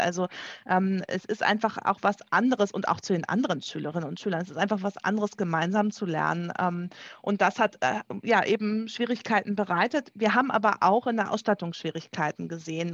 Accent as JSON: {"language": "German", "region": "Schleswig-Holstein", "country": "Germany", "said": "bei uns in Schleswig-Holstein"}